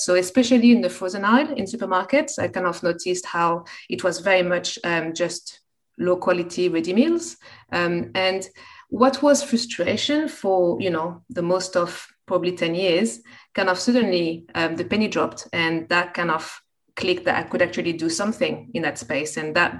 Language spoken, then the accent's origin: English; Versailles, Île-de-France, France; accent: French; English is a second language; moved away as an adult; also born or lived in London, United Kingdom; now in Sydney, Australia; I loved growing up in France.